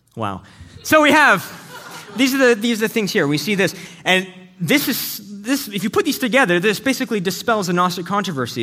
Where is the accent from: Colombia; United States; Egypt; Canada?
Canada; we're both Canadian